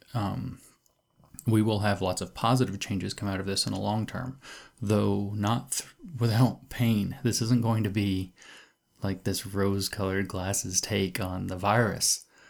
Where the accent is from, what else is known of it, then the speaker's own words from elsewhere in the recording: United States; I'm an American